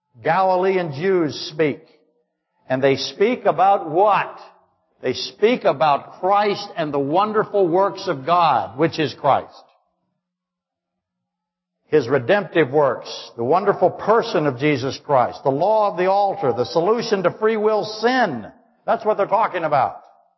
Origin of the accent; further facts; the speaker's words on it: Alaska, United States; Yeah, I really am. You're from London, I'm from Alaska.